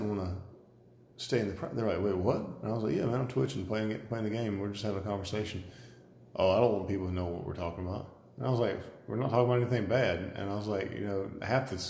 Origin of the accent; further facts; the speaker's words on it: Georgia, United States; accent: redneck; we all sound like rednecks because we're from Georgia